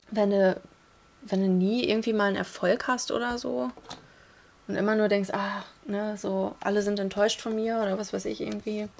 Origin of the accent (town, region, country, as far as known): Rinteln, Lower Saxony, Germany